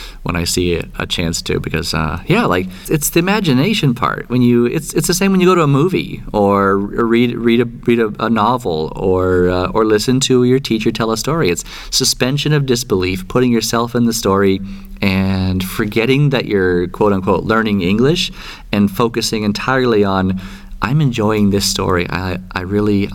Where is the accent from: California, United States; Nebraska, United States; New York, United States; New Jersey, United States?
California, United States; I grew up in California